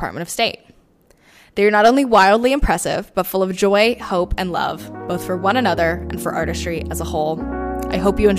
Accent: United States; moved away as an adult; also born or lived in North Carolina / South Carolina; I grew up in North and South Carolina and then left for college. And I always remember the feeling of coming back to the mountains, which is where my family is from.

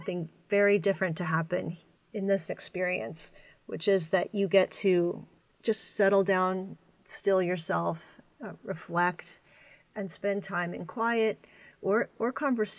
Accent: Pennsylvania, United States; I'm from Pennsylvania and an Eastern United States person

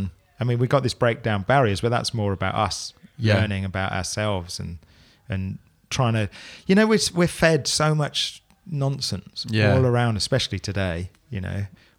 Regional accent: Luton, East of England, United Kingdom; now in Milton Keynes, United Kingdom; So Luton originally.

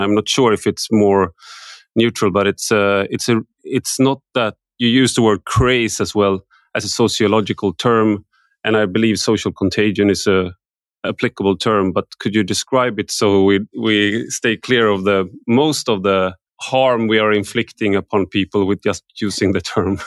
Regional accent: Sweden; I grew up in Sweden

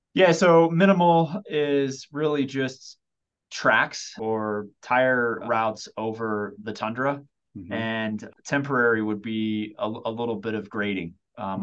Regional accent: Oklahoma, United States; now in Colorado, United States; I grew up in Oklahoma.

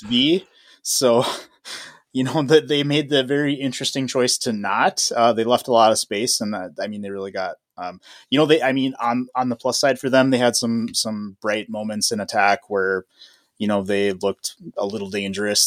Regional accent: Midwest, United States; I'm from the Midwest

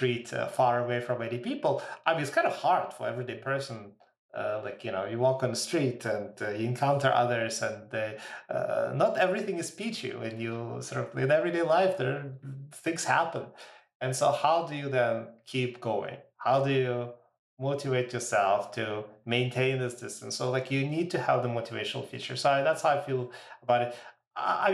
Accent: Ukraine; now in Canada; I was born in Ukraine and so some of my family is in that part of the world

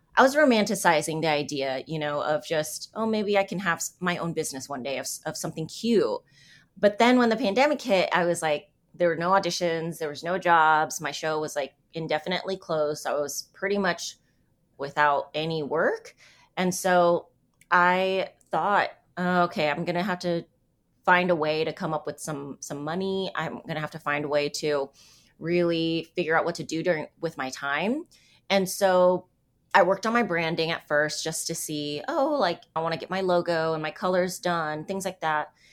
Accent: San Diego, California, United States; moved away as an adult; also born or lived in New York / Vietnamese ancestry; now in Kansas City, United States; I grew up in San Diego. I lived in New York for ten years.

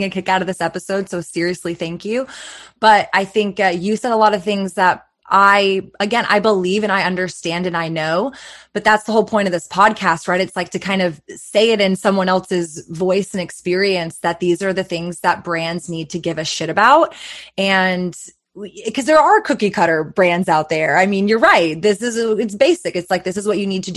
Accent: Texas, United States; especially being in Texas, I literally was born and raised here, never dreamed of cannabis ever being legal in my home state

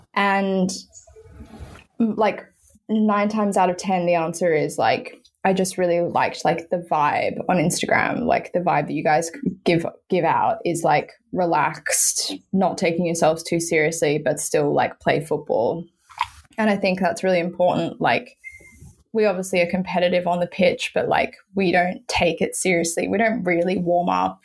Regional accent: Sydney, New South Wales, Australia; moved away as an adult; now in London, United Kingdom; Yes, I'm originally from Sydney, grew up on the North Shore, um, northern beaches of Sydney.

